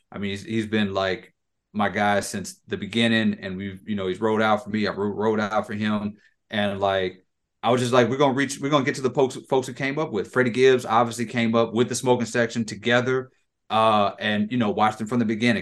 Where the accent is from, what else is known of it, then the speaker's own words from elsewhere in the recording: Lafayette, Louisiana, United States; I was born in Lafayette